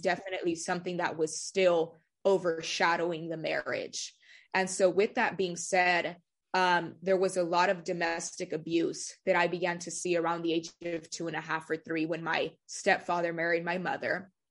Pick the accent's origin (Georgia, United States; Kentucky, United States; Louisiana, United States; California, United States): California, United States; Delano; also born or lived in Bakersfield, California; I was born in Bakersfield, but I currently reside in the town of Delano. I've lived there pretty much my whole life